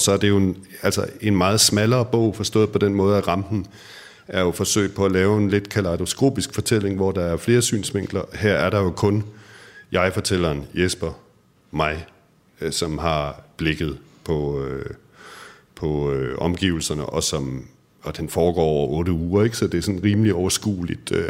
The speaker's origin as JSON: {"language": "Danish", "town": "Aarhus", "region": "Central Denmark Region", "country": "Denmark", "tie": "born or raised there", "moved": "as an adult", "said": "jeg har jo boet de første tyve år af mit liv i Aarhus"}